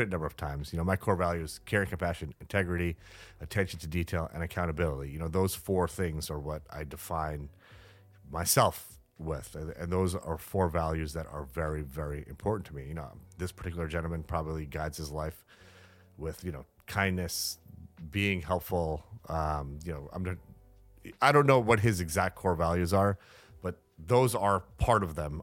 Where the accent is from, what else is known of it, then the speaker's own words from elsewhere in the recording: New York City, New York, United States; the skeptical New Yorker that I am